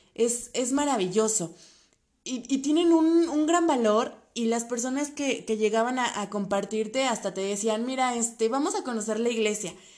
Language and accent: Spanish; State of Mexico, Mexico; En mi caso, escuchaban mi acento y me decían que de dónde venía. Les comentaba que era del Estado de México